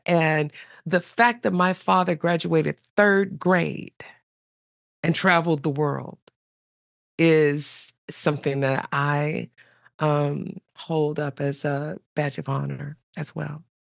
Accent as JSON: {"language": "English", "town": "Seattle", "region": "Washington", "country": "United States", "tie": "born or raised there", "said": "I was born in Seattle, but my siblings were born in Arkansas"}